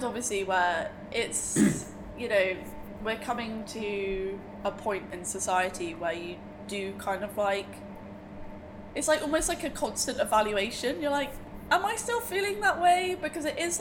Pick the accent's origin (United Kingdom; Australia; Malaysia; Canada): United Kingdom; Bude, South West England; When I was at school, I come from Bude, so it is another like small Cornish town